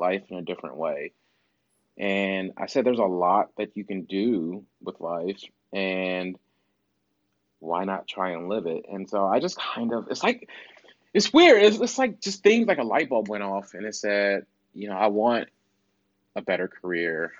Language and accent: English; Midwest, United States; I'm from the Midwest, so we call it pop.